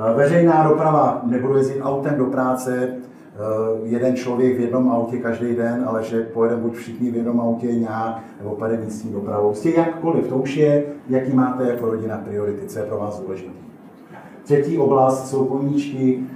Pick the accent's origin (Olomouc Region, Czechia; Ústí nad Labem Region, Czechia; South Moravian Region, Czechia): Ústí nad Labem Region, Czechia; Teplice District; já jsem z Teplicka, teplicko homutovsko